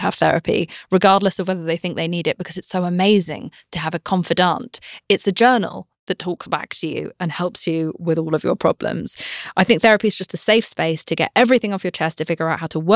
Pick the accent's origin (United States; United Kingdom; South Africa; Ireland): United Kingdom; I'm British